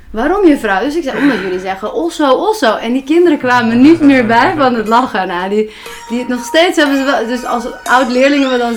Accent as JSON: {"language": "Dutch", "town": "Haarlem", "region": "North Holland", "country": "Netherlands", "tie": "born or raised there", "said": "Eh, in Haarlem. Dus ik kom ook uit Haarlem."}